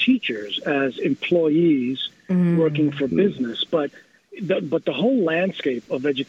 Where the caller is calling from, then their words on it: New York City, New York, United States; I'm calling from New York City.